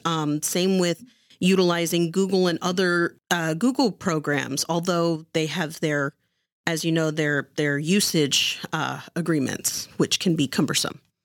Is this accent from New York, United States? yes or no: no; Santa Clara, California, United States; I'm actually from Santa Clara.